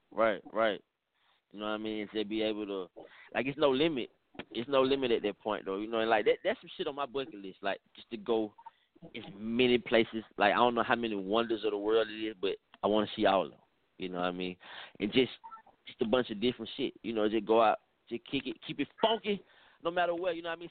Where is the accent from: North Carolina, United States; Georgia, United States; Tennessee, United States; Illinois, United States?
Georgia, United States; Atlanta; I'm from Atlanta, I'm from the South